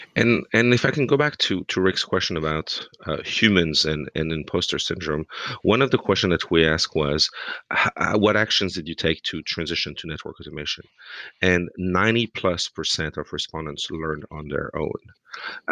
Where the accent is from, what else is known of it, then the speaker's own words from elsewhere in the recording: France; now in United States; a couple of French guys living in America